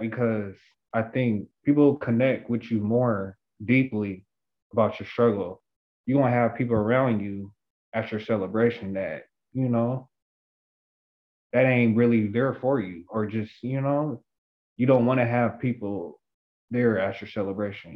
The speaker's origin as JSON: {"language": "English", "town": "Seattle", "region": "Washington", "country": "United States", "said": "I'm from Seattle, Washington"}